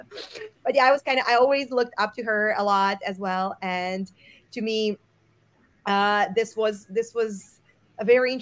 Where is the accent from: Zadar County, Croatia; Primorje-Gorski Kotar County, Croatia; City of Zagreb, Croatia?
City of Zagreb, Croatia; Zagreb; moved away as an adult; also born or lived in Portugal / Barcelona, Spain; now in Munich, Germany; I was born and raised in Croatia, in Zagreb.